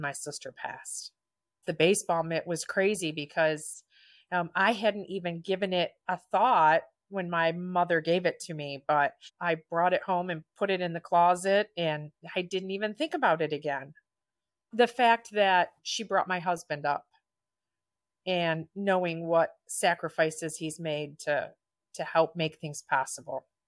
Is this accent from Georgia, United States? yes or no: no; Chelsea, Michigan, United States; now in Brooklyn, United States; I'm from Brooklyn, Michigan, originally Chelsea.